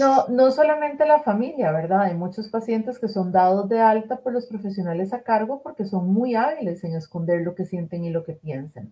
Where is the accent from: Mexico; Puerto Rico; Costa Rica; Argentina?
Costa Rica; aquí en mi país, en Costa Rica